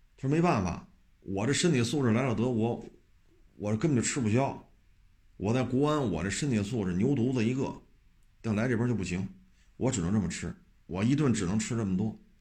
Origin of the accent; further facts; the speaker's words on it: Beijing, China; 我就生在这儿，长在这儿。我们这一大家都是北京的